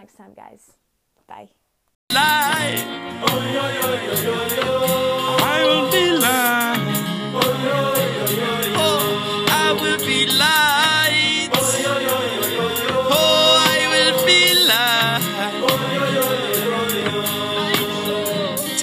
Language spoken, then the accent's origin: English; Winthrop, United States; my hometown's small business store called The Hive in Winthrop